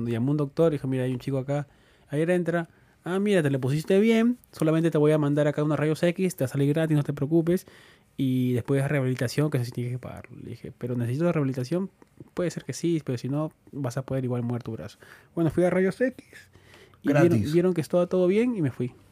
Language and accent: Spanish; Peru; now in United States; eso es lo que salí de Perú y todo el mundo usaba litros.